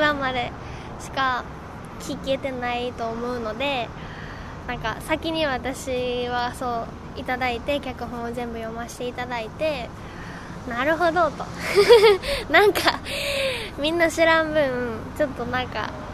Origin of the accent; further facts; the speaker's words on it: Mie, Japan; moved away; 私その地元が三重県で離れてるんで